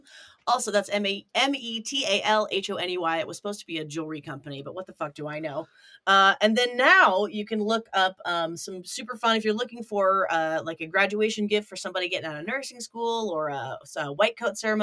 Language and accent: English; United States; I grew up with a little speedboat because we grew up on the Ohio River